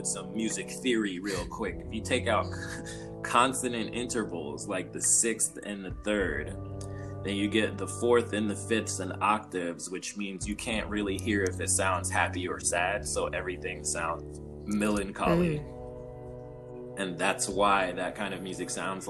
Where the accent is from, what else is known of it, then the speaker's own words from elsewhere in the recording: Los Angeles, California, United States; I grew up in South Central, like during the early 90s